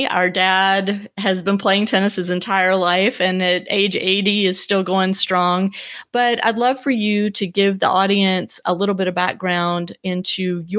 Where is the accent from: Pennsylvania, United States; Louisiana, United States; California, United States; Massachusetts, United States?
Louisiana, United States; Shreveport; Shreveport, Louisiana, which is my hometown